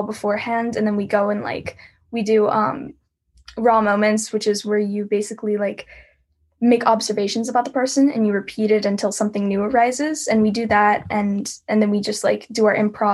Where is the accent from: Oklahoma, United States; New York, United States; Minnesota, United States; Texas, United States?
Texas, United States; I'm from Texas.